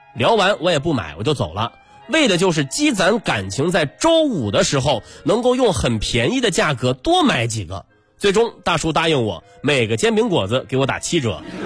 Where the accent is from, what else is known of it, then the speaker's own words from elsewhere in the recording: China; 这也是我们中国人最朴素的财富观念